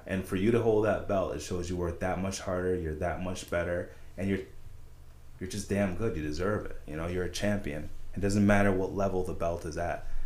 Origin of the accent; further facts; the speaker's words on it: Saratoga, United States; I grew up in Saratoga